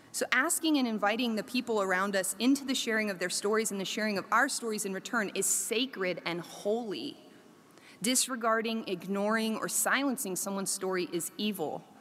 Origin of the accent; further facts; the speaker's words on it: South Korea; Oh, I grew up in Korea. Oh, so you speak Korean, right? no, I don't speak Korean. I grew up in international school.